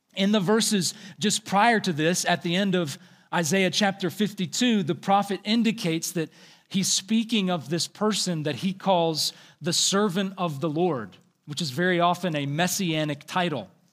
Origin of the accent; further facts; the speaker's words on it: the South, United States; I am from the South